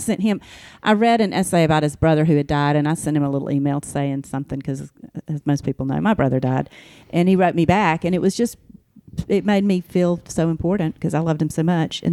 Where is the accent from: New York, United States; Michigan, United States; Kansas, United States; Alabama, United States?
Alabama, United States; I grew up in Alabama